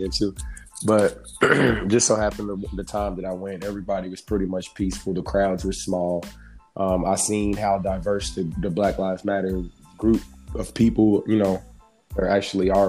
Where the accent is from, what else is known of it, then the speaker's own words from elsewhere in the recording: Chicago, Illinois, United States; now in Indianapolis, United States; I'm originally from Chicago, but I obviously reside in Indiana